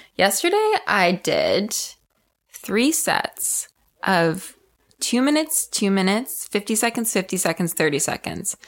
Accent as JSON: {"language": "English", "region": "Ontario", "country": "Canada", "said": "We are both from Ontario, so we competed at Ofsa together"}